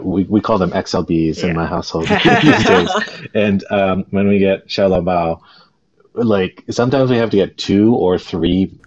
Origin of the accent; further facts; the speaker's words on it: Canada; I'm Japanese Canadian